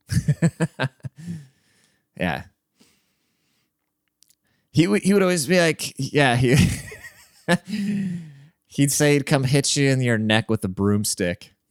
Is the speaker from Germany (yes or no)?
yes; Germany; and then when I grew up in Germany.